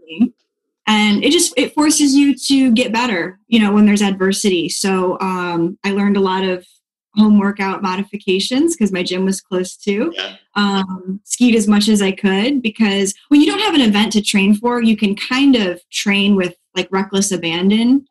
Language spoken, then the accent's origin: English; Dixon, Illinois, United States; also born or lived in Pensacola, Florida; now in Florida, United States; I am from a really small town outside of Chicago called Dixon, so okay. northern Illinois.